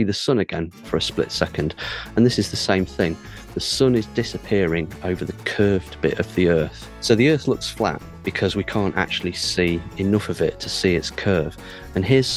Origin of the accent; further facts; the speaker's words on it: United Kingdom; I'm an astrophysicist from the UK